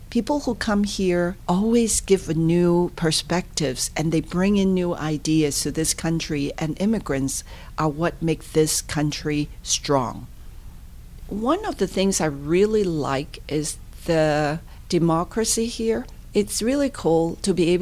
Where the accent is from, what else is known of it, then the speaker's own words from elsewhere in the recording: Hong Kong; moved away as an adult; now in Pittsburgh, United States; I'm a true product of Hong Kong, born, raised, went to school, even completed college.